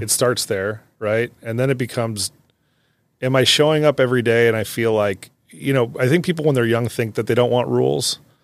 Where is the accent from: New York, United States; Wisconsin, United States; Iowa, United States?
Iowa, United States; Davenport; I grew up in Davenport